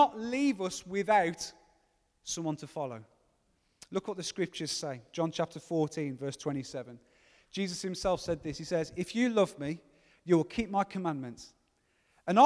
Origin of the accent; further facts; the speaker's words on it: Gornal, West Midlands, United Kingdom; I'm 22 and I'm from Gornal